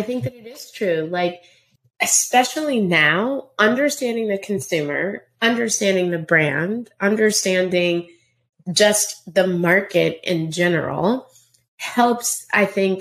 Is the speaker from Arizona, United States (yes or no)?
no; Round Rock, Texas, United States; moved away as an adult; also born or lived in Indiana / New York; I grew up in Round Rock, Texas.